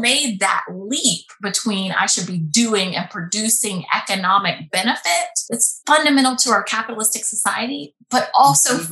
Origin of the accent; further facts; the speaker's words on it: Alabama, United States; moved away as an adult; also born or lived in Boston; I grew up in Alabama mm. in a little town, went to a public school